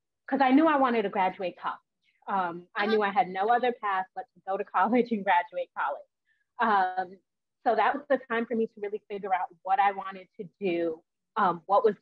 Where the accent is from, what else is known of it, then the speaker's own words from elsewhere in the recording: New York, United States; moved away as an adult; also born or lived in West Virginia; I'm originally from New York